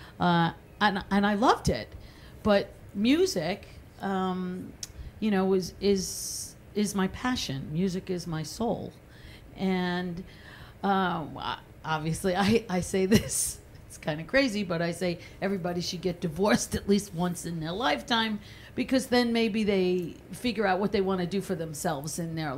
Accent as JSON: {"language": "English", "town": "Massapequa", "region": "New York", "country": "United States", "tie": "born or raised there", "said": "I used to sing show tunes growing up in Massapequa"}